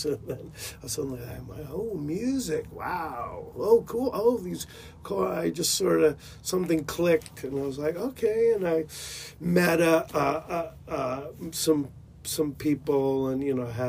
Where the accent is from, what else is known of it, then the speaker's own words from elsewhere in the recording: La Mesa, California, United States; I grew up in San Diego, a little nook called La Mesa, California.